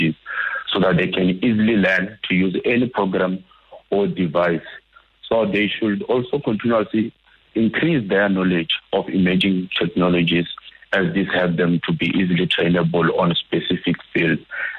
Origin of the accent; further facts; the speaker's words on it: Limpopo, South Africa; I'm from Limpopo also